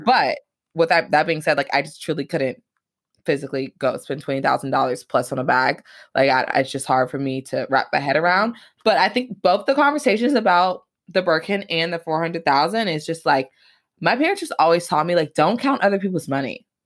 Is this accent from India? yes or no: no; Atlanta, Georgia, United States; now in Michigan, United States; I grew up in Atlanta, Georgia